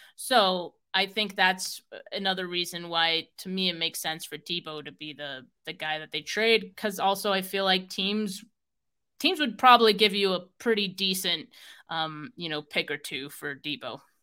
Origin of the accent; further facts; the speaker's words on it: Bay Area, California, United States; I'm from the Bay Area